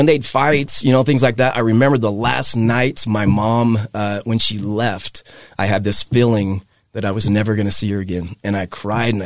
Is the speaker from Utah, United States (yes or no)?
yes; Hooper, Utah, United States; I grew up in Hooper, Utah